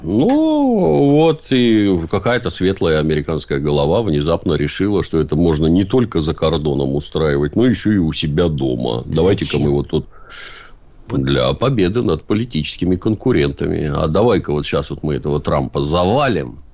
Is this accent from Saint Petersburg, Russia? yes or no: yes; Saint Petersburg, Russia